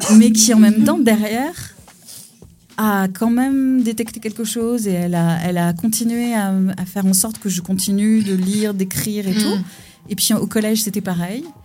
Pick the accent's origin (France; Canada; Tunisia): France; Pessac, Nouvelle-Aquitaine; now in Conflans-Sainte-Honorine, France; je suis née en région bordelaise à Pessac